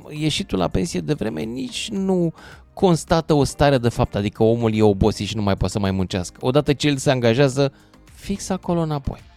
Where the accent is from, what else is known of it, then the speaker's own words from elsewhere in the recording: Romania; m-am născut român.